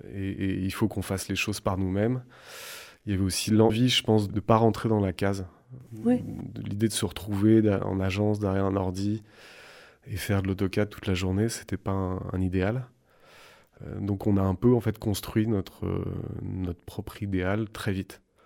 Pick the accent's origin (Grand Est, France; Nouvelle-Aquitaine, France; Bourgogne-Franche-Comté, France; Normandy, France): Nouvelle-Aquitaine, France; Creuse; J'ai grandi en Creuse, un tout petit village où il y avait 10 euh, habitants, au milieu de la forêt